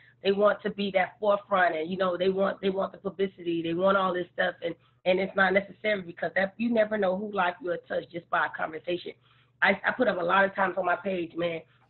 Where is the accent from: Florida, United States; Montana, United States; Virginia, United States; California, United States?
Florida, United States; Miami; I'm from Lincoln Field 305 all day. Lincoln Field, baby.